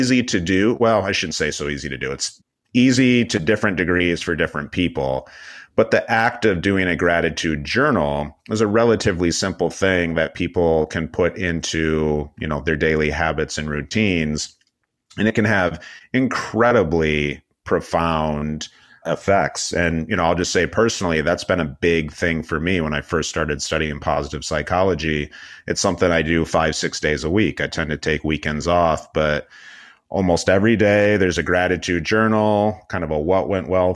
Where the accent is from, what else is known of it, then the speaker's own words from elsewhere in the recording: Michigan, United States; moved away; also born or lived in Los Angeles; I was living and working in Los Angeles, but I'm originally from Michigan